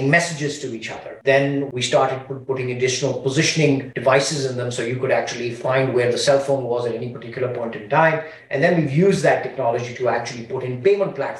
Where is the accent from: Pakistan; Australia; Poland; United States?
Pakistan; moved away; I'm originally from Pakistan